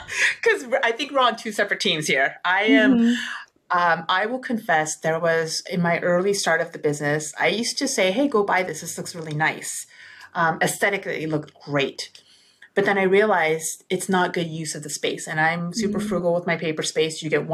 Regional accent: South Korea; I'm from South Korea

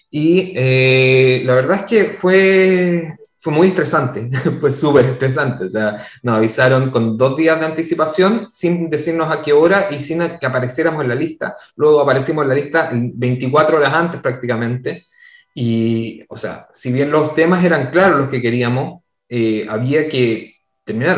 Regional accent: Chile; moved away; Nosotros, como comunidad de chilenos en el extranjero

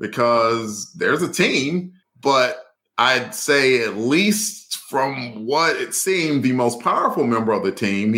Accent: Birmingham, Alabama, United States; I was raised in Birmingham, Alabama

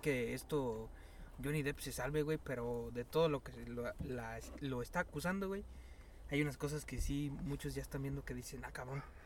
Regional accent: Mexico; como buenos mexicanos volteamos para los dos lados

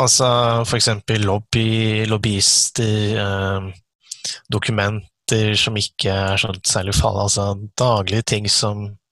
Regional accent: Eastern Norway, Norway; moved away as an adult; now in Kristiansand, Norway; jeg er egentlig fra Østlandet òg

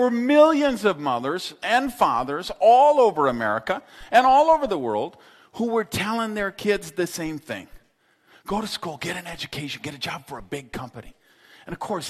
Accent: Madison, Wisconsin, United States; I grew up in Madison, Wisconsin

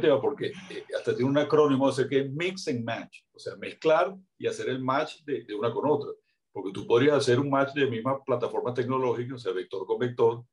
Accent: Venezuela; como estamos nosotros en Venezuela

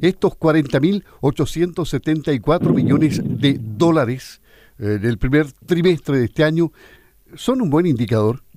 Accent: Los Lagos, Chile

